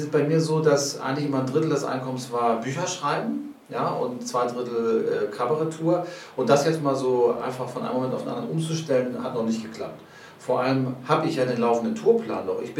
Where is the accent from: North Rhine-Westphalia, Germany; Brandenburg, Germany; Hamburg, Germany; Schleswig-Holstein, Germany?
Hamburg, Germany; aber ich bin aufgewachsen in Billstedt.